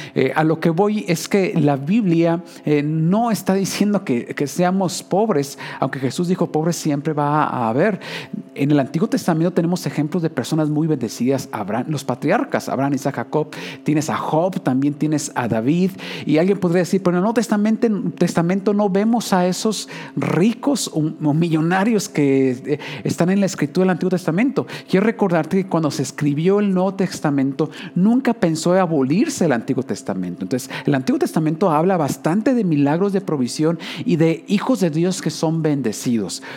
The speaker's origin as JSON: {"language": "Spanish", "area": "Usmajac", "region": "Jalisco", "country": "Mexico", "tie": "born or raised there", "lives_now": "Guadalajara, Mexico", "said": "yo soy de un pueblo, eh, podrías llegar a cualquier punto en 15 minutos. Yo recuerdo, yo crecí en Uzmajajali"}